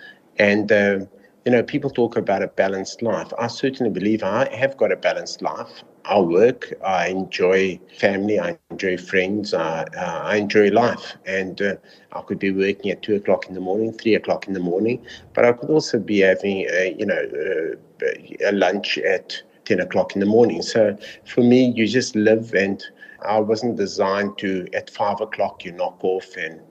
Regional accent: South Africa; I am South African

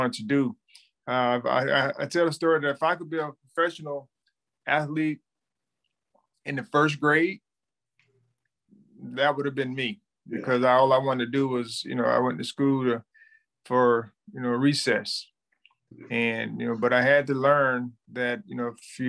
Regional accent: Thomasville, Georgia, United States; I was born and raised in Thomasville, Georgia, which is a small town, you know, about 45 minutes outside of north of Tallahassee

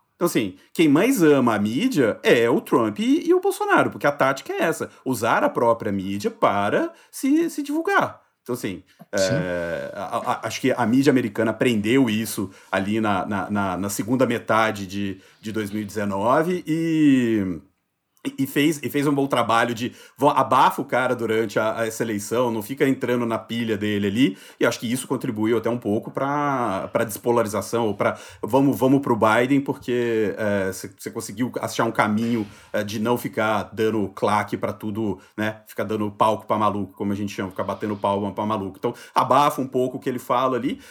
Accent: Juiz de Fora, Minas Gerais, Brazil; now in São Paulo, Brazil; Meu título de eleitor sempre teve em Juiz de Fora, que é a cidade onde eu nasci. Eu mudei para São Paulo e nunca transferi

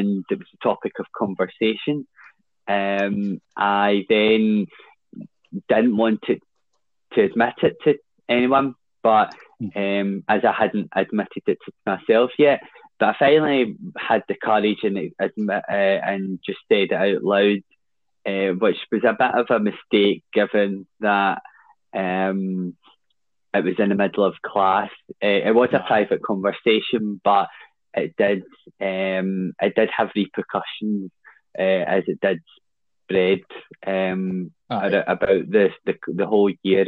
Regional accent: Glasgow, Scotland, United Kingdom; also born or lived in Blairdardie; I grew up and was born in 1995, and I grew up for the first 10 years of my life in Drumchapel. And then my parents and I moved down to Blairdarty, which is just down the road a bit.

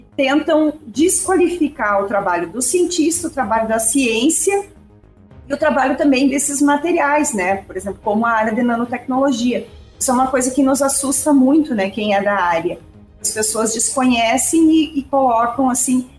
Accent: Ivorá, Rio Grande do Sul, Brazil; eu sou de Ivorá, uma cidade aqui da região da Quarta Colônia, uma cidade de 2 mil habitantes

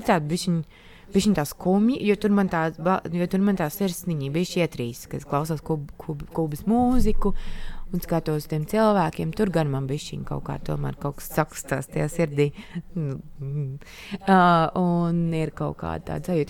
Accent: Latvia; es piedzimu Latvijā un tika audzināta šeit. Uzaugu šeit

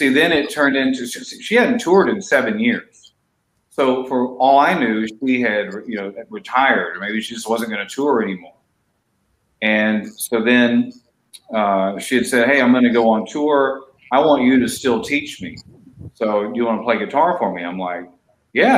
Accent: East Texas, United States; now in Los Angeles, United States; I grew up in a small town in East Texas

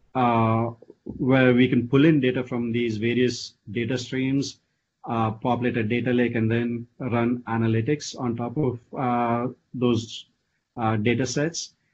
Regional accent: India; moved away as an adult; also born or lived in Austin, Texas / San Francisco Bay Area; now in United States; I grew up in India, uh, you know, studied in India all the way through my college, and then came here, you know, way back in 1998.

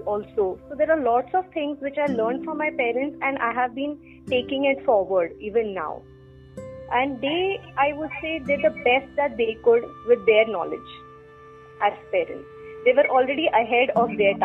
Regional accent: Mumbai, Maharashtra, India; So I'm based from Bombay. Born, brought up, married, schooling, everything done in Bombay.

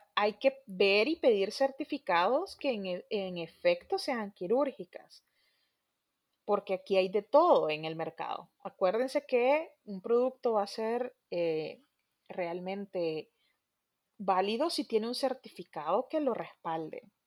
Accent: El Salvador; nosotros como salvadoreños

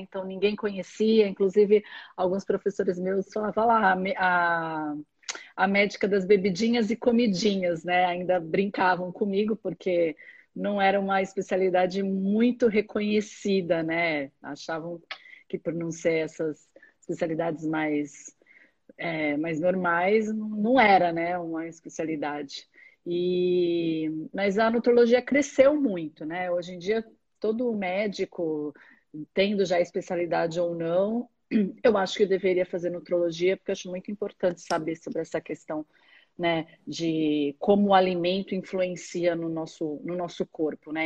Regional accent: Santos, São Paulo, Brazil; also born or lived in Ribeirão Preto; sou de Santos, nasci em Santos

